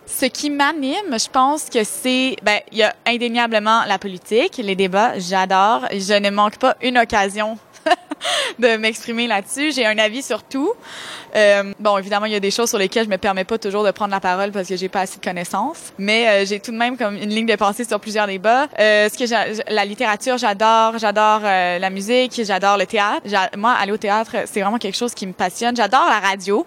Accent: Montreal, Quebec, Canada; Je vis à Montréal, je suis montréalaise, je suis née à Montréal, je n'ai jamais déménagé de ma vie

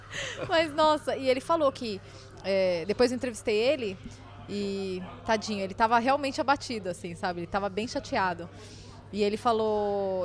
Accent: Brazil; eu sou brasileira

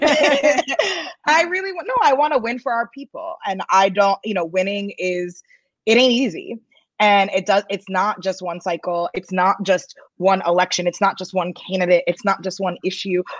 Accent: New York, United States; I'm a New Yorker.

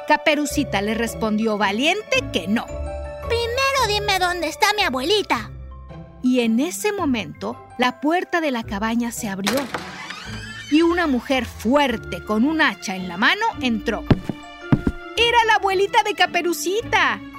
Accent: Mexico City, Mexico; Soy de la Ciudad de México y gracias por escuchar esto.

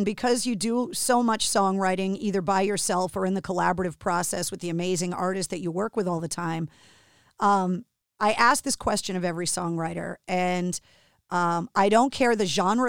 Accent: Boston, Massachusetts, United States; being born and raised in Boston and working in radio at WAF all those years

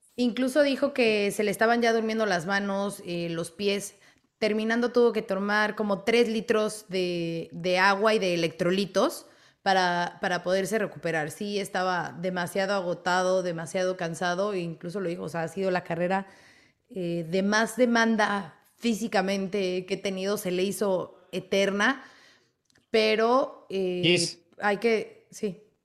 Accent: Mexico; somos mexicanos

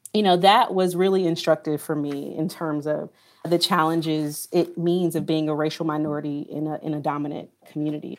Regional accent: Pinehurst, North Carolina, United States; I'm from a small town called Pinehurst, North Carolina

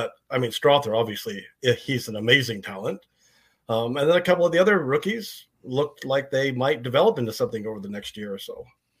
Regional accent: Southwest Colorado, United States; now in Canada; So I was raised, although I'm in Canada now, I was raised in Southwest Colorado on a cattle ranch.

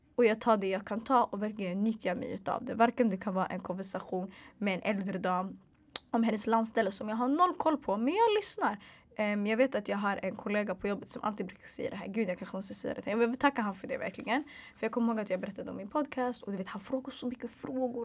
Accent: Stockholm, Stockholm County, Sweden; also born or lived in Hagsätra / Bredäng; Så jag är född och uppvuxen i Sverige, född och uppvuxen i Stockholms södra förorter

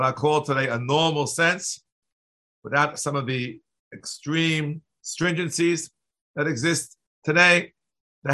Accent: New York City, New York, United States; I grew up in New York City

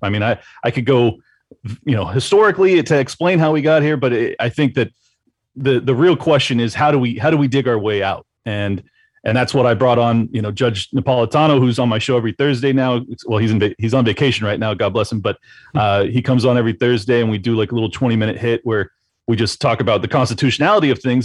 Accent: San Diego, California, United States; moved away as an adult; now in Florida, United States; San Diego, uh, California. So I spent 37 years, give or take, in in California

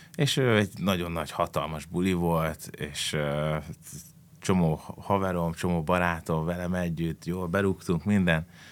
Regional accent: Pápa, Veszprém County, Hungary; mi pápaiak vagyunk

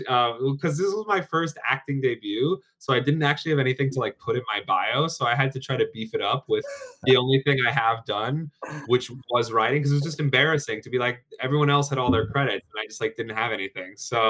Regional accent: New York, United States; moved away as an adult; now in London, United Kingdom; I grew up in New York, actually.

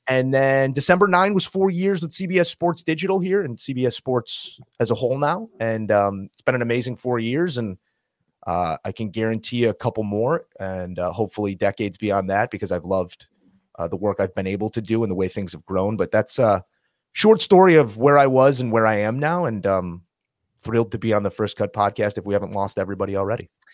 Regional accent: Chicago, Illinois, United States; moved away; I grew up in Chicago

